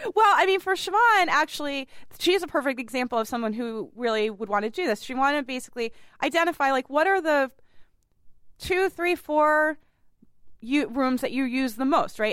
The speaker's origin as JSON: {"language": "English", "town": "Boston", "region": "Massachusetts", "country": "United States", "tie": "born or raised there", "said": "I grew up on the Charles"}